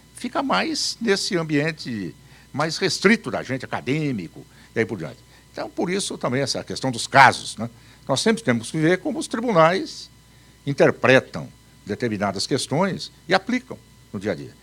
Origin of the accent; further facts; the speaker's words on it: Paraná, Brazil; also born or lived in Campo Grande, Mato Grosso do Sul; Eu nasci em Campo Grande, no Mato Grosso. Faz tanto tempo que eu nem vou dizer para vocês quanto. Mas com três anos eu já estava no Paraná